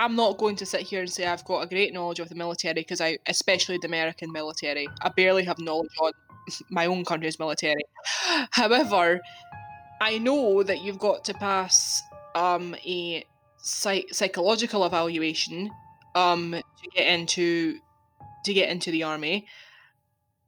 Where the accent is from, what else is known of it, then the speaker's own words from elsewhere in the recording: Scotland, United Kingdom; I'm Scottish. I live in Scotland